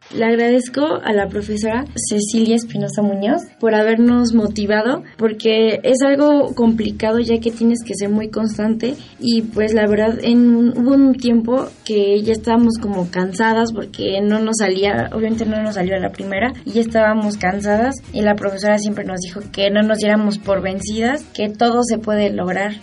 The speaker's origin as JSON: {"language": "Spanish", "region": "Mexico City", "country": "Mexico", "tie": "born or raised there", "said": "Nací el 3 de mayo del 2000 y nací en la Ciudad de México."}